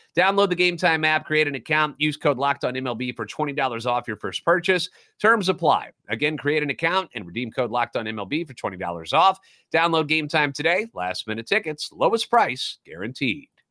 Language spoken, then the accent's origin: English; St. Louis, Missouri, United States; now in Nashville, United States; Born and raised in the Lou